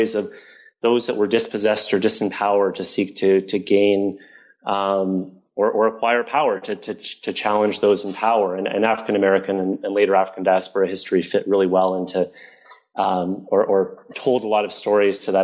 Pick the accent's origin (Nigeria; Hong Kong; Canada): Canada; Toronto, Ontario; I grew up in Toronto